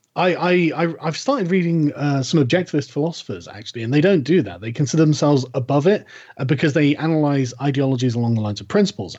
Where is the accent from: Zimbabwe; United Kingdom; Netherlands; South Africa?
United Kingdom; I'm British